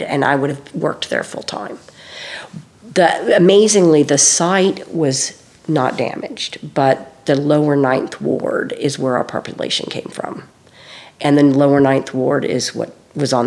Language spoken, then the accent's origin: English; California, United States; moved away; I was from California